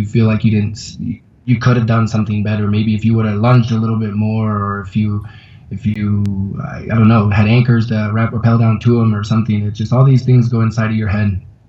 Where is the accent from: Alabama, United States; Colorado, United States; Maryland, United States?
Colorado, United States; Conifer; also born or lived in Portland, Oregon; now in Quito, Ecuador; I'm originally from Conifer, Colorado